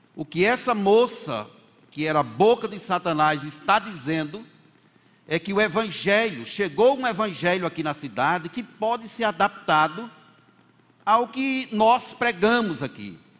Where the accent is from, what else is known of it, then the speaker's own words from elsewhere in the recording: Bahia, Brazil; como eu sou da Bahia, como alguém dissesse assim, me chamasse de baiano por conta da minha origem